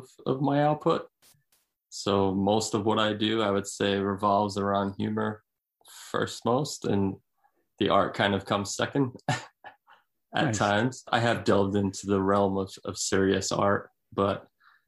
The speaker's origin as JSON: {"language": "English", "town": "Fall River", "region": "Massachusetts", "country": "United States", "tie": "born or raised there", "also_born_or_lived": "Salt Lake City", "moved": "as an adult", "lives_now": "Attleboro, United States", "said": "I was born in Fall River, Massachusetts, and I spent the majority of my life there"}